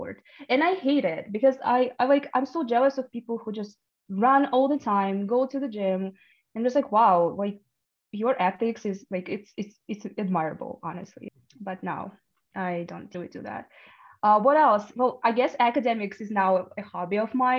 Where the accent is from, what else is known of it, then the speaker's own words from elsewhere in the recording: Kyrgyzstan; first language Russian; English is a second language; moved away; I am from Kyrgyzstan